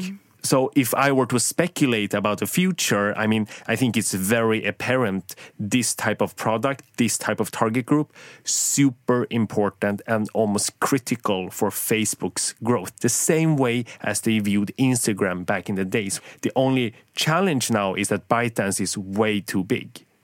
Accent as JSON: {"language": "English", "country": "Sweden", "tie": "born or raised there", "said": "I grew up in Sweden"}